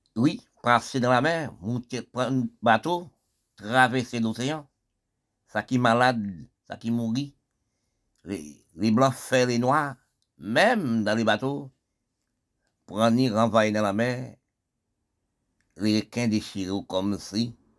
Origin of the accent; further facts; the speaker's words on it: Haiti; nous sommes des Haïtiens